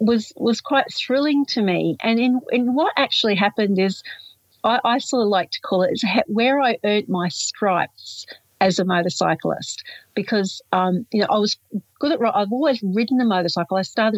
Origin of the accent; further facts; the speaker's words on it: Yarra Ranges, Victoria, Australia; I'm from the Yarra Ranges near Melbourne in Victoria, Australia